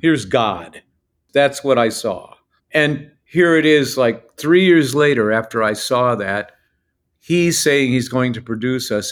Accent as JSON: {"language": "English", "region": "northeastern Ohio", "country": "United States", "tie": "born or raised there", "said": "our hometown, is northeastern Ohio"}